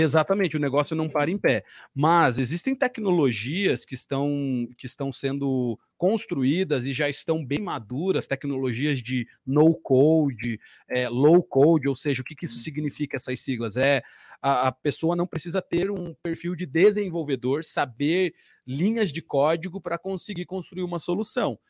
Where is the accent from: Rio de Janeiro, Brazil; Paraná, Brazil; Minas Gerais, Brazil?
Paraná, Brazil; Curitiba; Jonatas e eu somos daqui de Curitiba